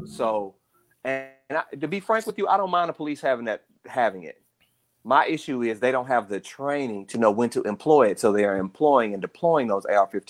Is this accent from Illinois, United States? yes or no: no; Dallas, Texas, United States; I growing up in Dallas. I literally watched that happen.